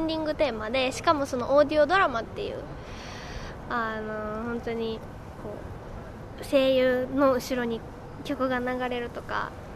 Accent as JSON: {"language": "Japanese", "region": "Mie", "country": "Japan", "tie": "born or raised there", "moved": "yes", "said": "私その地元が三重県で離れてるんで"}